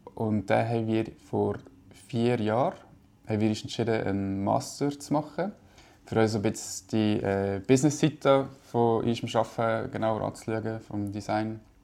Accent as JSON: {"language": "German", "region": "Valais", "country": "Switzerland", "tie": "born or raised there", "also_born_or_lived": "Brig", "moved": "yes", "lives_now": "Zurich, Switzerland", "said": "als Kind im Wallis"}